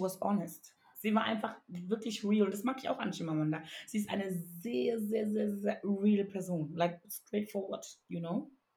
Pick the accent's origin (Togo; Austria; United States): Togo; moved away; ich komme aus dem wunderschönen Togo ähm, oder bin besser gesagt da aufgewachsen